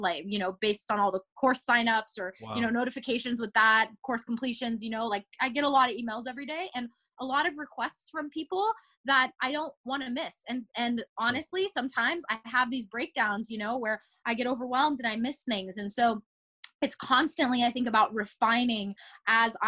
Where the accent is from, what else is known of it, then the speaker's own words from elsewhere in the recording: Japan; now in Los Angeles, United States; I was born in Japan. And so I would always go back home to Japan to visit my family